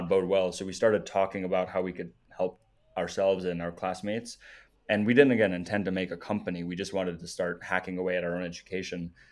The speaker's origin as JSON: {"language": "English", "country": "South Africa", "tie": "born or raised there", "also_born_or_lived": "Namibia", "moved": "yes", "said": "I was born in Namibia, lived in South Africa"}